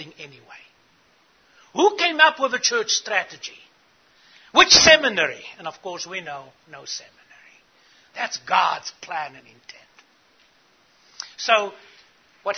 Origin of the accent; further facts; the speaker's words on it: South Africa; I grew up in South Africa.